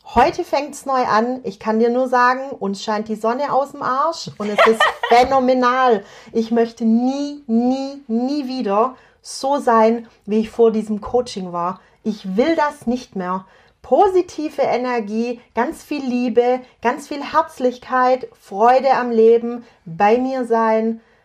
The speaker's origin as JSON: {"language": "German", "region": "Swabia", "country": "Germany", "accent": "Swabian", "said": "ich bin eine Schwäble, das war Schwäbisch und heißt, ich komme aus dem Schwabenland"}